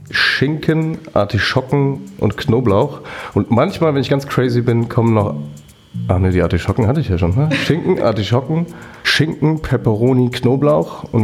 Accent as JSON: {"language": "German", "town": "Frankfurt", "region": "Hesse", "country": "Germany", "said": "bin Frankfurter Bub, deswegen mag ich auch Eintracht Frankfurt."}